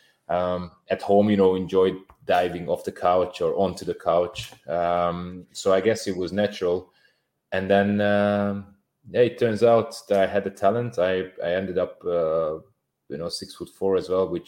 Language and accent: English; Hungary; English is a second language; moved away as an adult; also born or lived in Bolton, England; I'm coming from Hungary